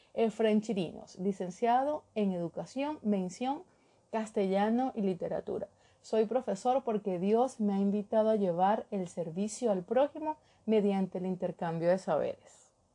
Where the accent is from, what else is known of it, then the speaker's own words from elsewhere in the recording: Trujillo, Venezuela; moved away as an adult; also born or lived in Caracas, Venezuela; now in Ecuador; soy de Trujillo